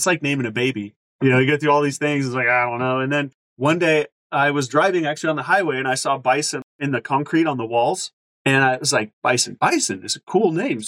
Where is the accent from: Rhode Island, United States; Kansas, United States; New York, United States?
Kansas, United States; moved away; also born or lived in Oklahoma City, Oklahoma; That's our home state